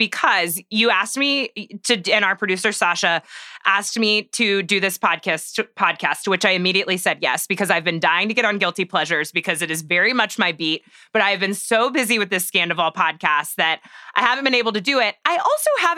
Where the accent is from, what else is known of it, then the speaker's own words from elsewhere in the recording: Waco, Texas, United States; I am from Waco, Texas